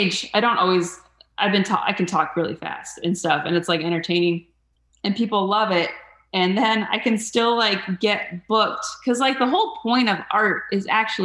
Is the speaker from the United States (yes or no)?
yes; Mesa, Arizona, United States; I grew up in Mesa